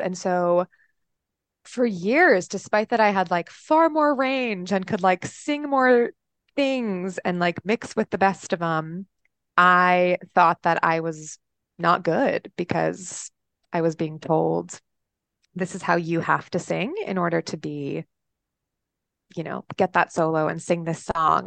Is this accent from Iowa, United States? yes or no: no; Austin, Texas, United States; also born or lived in upstate New York; now in Chicago, United States; I am from Austin, Texas, via upstate New York. Um, so, and I'm currently in Chicago